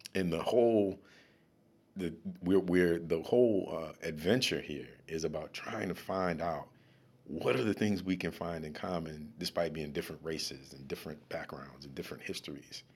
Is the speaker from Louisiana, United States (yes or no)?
yes; New Orleans, Louisiana, United States; also born or lived in Washington, D.C.; now in Baltimore, United States; I'm from New Orleans